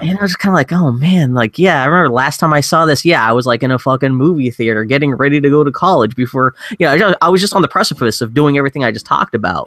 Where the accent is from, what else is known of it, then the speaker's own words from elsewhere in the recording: Pittsburgh, Pennsylvania, United States; also born or lived in Philadelphia; I was growing up in Pittsburgh, so at least it was, was not far from home.